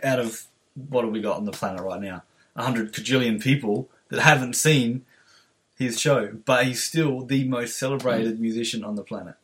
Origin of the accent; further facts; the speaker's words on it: Adelaide, South Australia, Australia; from Adelaide